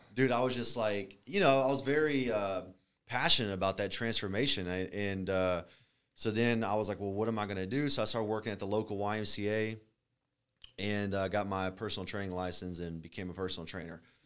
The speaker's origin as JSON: {"language": "English", "town": "Alvin", "region": "Texas", "country": "United States", "tie": "born or raised there", "also_born_or_lived": "Galveston, Texas / Freeport, Texas"}